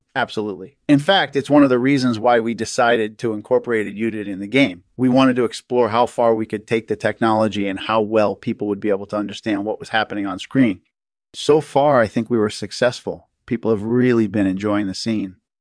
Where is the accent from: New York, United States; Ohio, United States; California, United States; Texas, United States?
California, United States; Northern; I grew up in Northern California